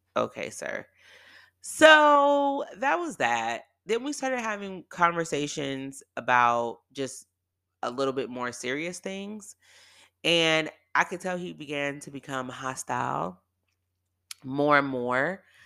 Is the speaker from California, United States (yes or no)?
yes; Bay Area, California, United States; moved away; also born or lived in San Diego; I'm from the Bay Area